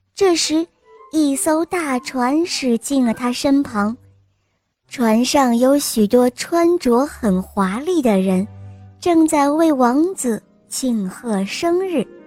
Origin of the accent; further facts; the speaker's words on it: Hong Kong; 我今年五岁了，我来自香港